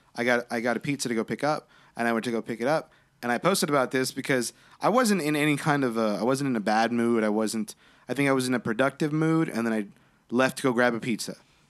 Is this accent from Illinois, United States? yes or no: no; Corpus Christi, Texas, United States; where I grew up in Corpus Christi and where I currently live.